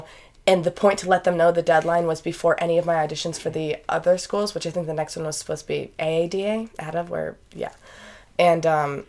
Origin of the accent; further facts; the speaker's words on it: Holyoke, Massachusetts, United States; I am from Holyoke, Massachusetts.